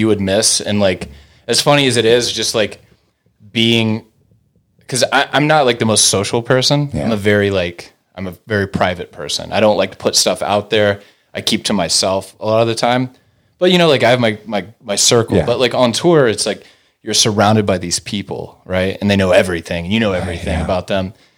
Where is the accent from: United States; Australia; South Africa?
United States; Mount Juliet, Tennessee; I grew up in Nashville, Tennessee.